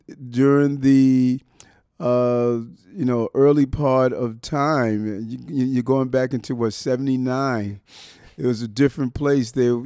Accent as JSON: {"language": "English", "town": "Brooklyn", "region": "New York", "country": "United States", "tie": "born or raised there", "said": "because my family, I was raised on in Brownsville, 1218 Gates Avenue. I remember the address. Broadway was down the block."}